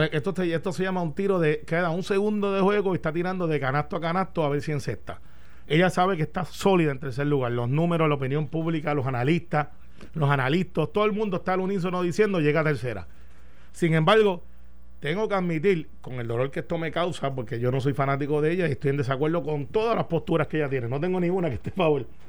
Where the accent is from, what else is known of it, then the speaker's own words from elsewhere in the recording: Guaynabo, Puerto Rico; De donde yo soy en Guaynabo